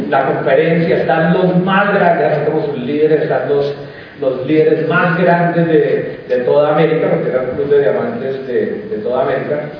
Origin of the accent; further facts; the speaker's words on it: Colombia; nosotros venimos de Colombia.